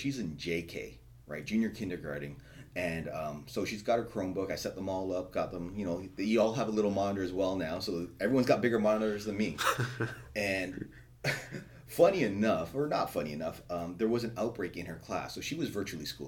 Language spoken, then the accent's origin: English; Markham, Ontario, Canada; I was born in Markham, which is just north of Toronto. Grew up there my whole life